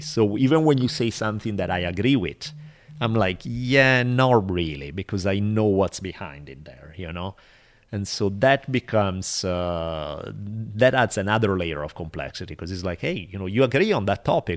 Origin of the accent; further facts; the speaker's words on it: Italy; now in Los Angeles, United States; growing up in Italy throughout my life until I left